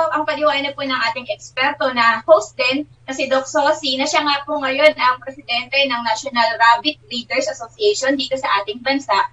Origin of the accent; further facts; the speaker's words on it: Nueva Ecija, Central Luzon, Philippines; Ang aking background po, maliban sa ako ay laking Nuevecihano